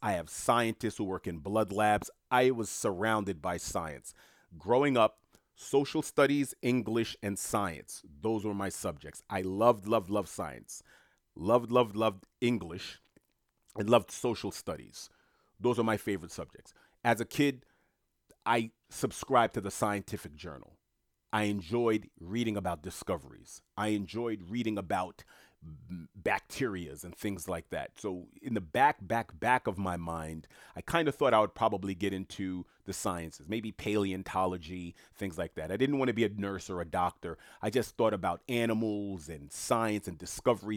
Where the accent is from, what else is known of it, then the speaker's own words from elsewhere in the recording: United States; I happen to be born and raised in the United States of America